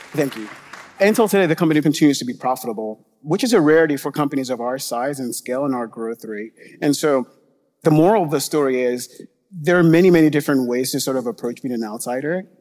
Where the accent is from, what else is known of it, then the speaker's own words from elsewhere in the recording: Nigeria; moved away; I grew up in Nigeria